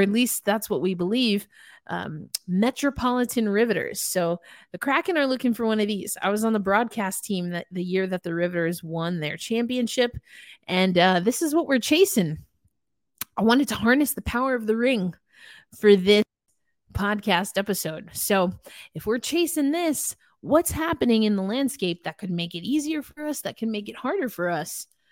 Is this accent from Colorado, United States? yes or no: no; New York, United States; it is my home state, though Schenectady is not really close to anything that I knew growing up in New York